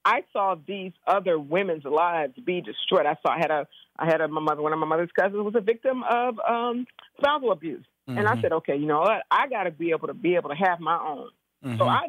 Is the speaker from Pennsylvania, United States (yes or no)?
no; Compton, California, United States; And I grew up in Compton. I'm a product of the Compton school system.